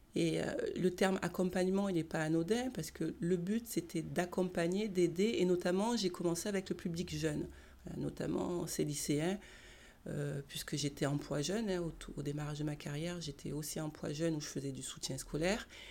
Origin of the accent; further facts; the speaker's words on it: Marseille, Provence-Alpes-Côte d'Azur, France; Je suis née à Marseille, j'ai grandi à Marseille